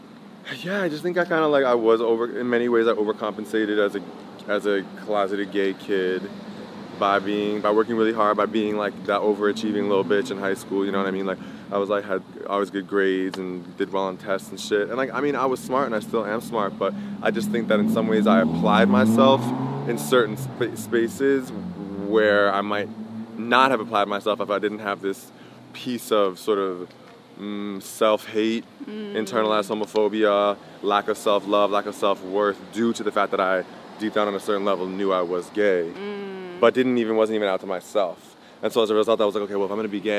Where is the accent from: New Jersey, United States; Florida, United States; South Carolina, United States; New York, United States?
New Jersey, United States; Montclair; I grew up in Montclair, New Jersey